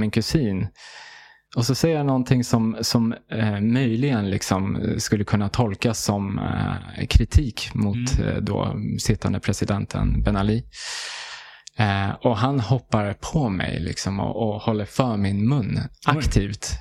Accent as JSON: {"language": "Swedish", "town": "Haninge", "region": "Stockholm County", "country": "Sweden", "tie": "born or raised there", "also_born_or_lived": "Järfälla / Tunisia", "said": "då bosatte vi oss i Västerhaninge, i, i Haninge. Så där jag, liksom, det är där jag eh, är, eh, känner som liksom, mitt hem"}